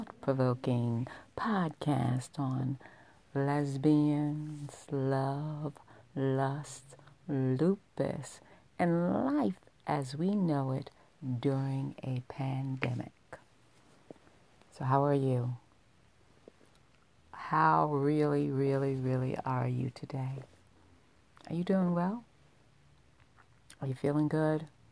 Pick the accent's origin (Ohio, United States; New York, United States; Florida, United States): New York, United States; I was a young girl, and I grew up in New York